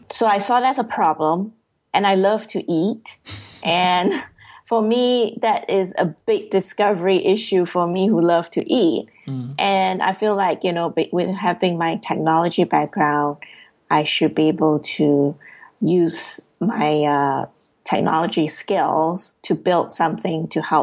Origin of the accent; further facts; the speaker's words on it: Singapore; moved away as an adult; now in United States; I was originally born and raised in Singapore, and I was working there as a financial software